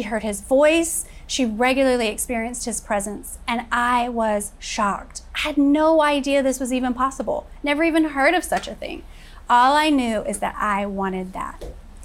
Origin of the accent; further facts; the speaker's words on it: Florida, United States; also born or lived in Kentucky; when I was 6 years old, my father left us and my mother immediately moved us all to Florida, where I was raised and graduated from high school